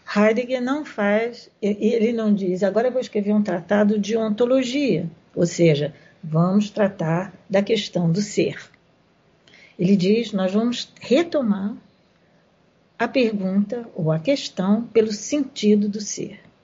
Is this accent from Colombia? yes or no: no; Brazil; nós que somos brasileiros